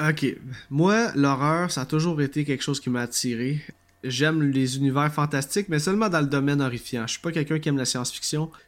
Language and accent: French; Quebec, Canada; accent: Québécois; si vous avez de la misère avec mon accent, cher auditeur, je, comprends totalement, mais je suis, je suis désolé, hein, on, on parle comme ça au Québec.